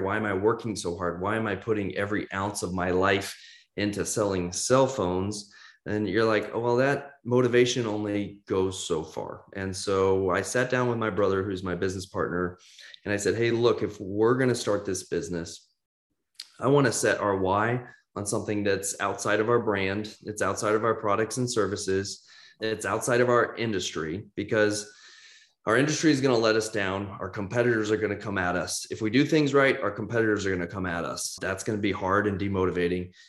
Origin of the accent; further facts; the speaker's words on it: Kansas City, United States; moved away as an adult; also born or lived in Nashville, Tennessee; I'm from Kansas City originally, right square in the mid, the Midwest